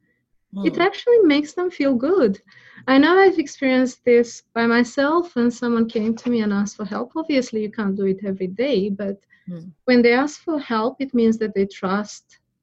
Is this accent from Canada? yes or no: no; Romania; now in Australia; I don't have my parents here in Australia. I'm originally from Romania.